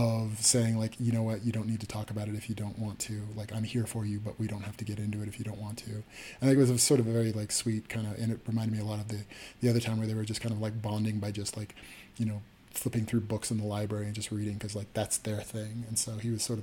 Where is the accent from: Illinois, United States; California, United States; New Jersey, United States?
California, United States; Los Angeles; I'm from Los Angeles